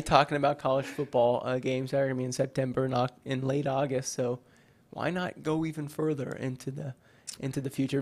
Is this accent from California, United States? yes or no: no; Kentucky, United States; I'm from Kentucky